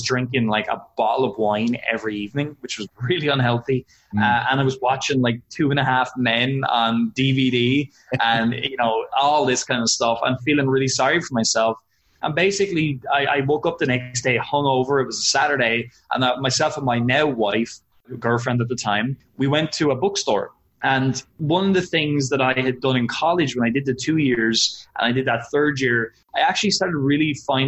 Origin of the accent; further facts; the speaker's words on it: Wexford, Leinster, Ireland; I live in a little town called Wexford in Ireland. So it's about 2 hours south of Dublin and it is tiny. It's a fishing town and it is not where entrepreneurs typically come from, especially online entrepreneurs. Everybody here thinks I'm crazy when I tell them what I do. So that's where I'm from.